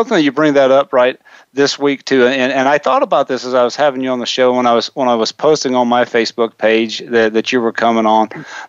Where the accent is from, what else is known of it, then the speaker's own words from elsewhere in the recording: the South, United States; I grew up as one of those Southern hicks that was always ashamed of our heritage.